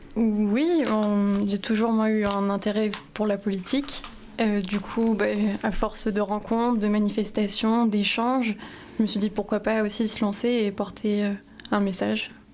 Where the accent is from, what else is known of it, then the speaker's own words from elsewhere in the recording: Rouen, Normandy, France; je suis née à Rouen et je vis à Rouen depuis toujours.